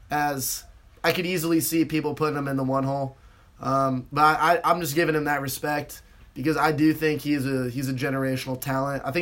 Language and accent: English; West Coast, United States; you know I'm from the West Coast.